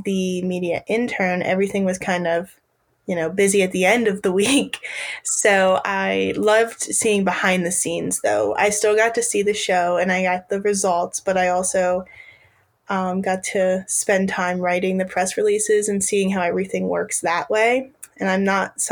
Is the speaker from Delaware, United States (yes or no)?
yes; Harrington, Delaware, United States; also born or lived in Virginia; I grew up on my family's grain farm in Harrington, Delaware